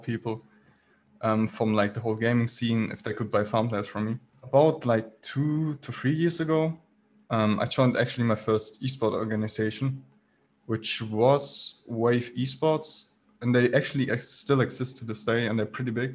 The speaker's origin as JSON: {"language": "English", "region": "Baden-Württemberg", "country": "Germany", "tie": "born or raised there", "said": "I'm from Germany, so I started within the German business"}